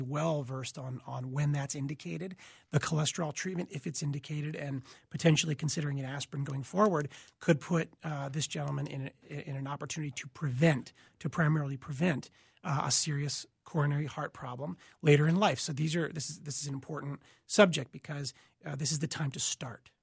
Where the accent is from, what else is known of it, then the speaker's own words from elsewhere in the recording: Boston, Massachusetts, United States; moved away as an adult; also born or lived in Michigan; now in Minneapolis, United States; originally from Boston, Massachusetts